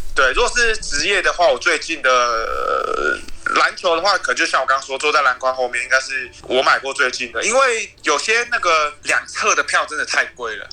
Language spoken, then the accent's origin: Chinese; Taiwan; 就是跟我们台湾人想象那种